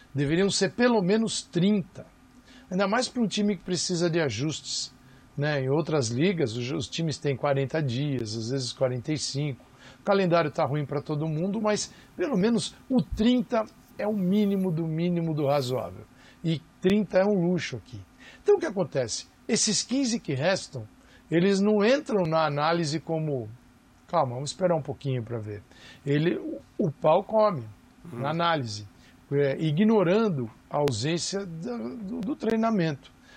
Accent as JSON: {"language": "Portuguese", "country": "Brazil", "said": "somos nós brasileiros"}